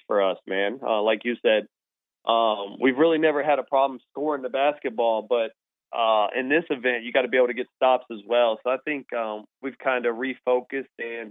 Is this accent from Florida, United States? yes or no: no; Charleston, West Virginia, United States; Charleston, just, you know, being my hometown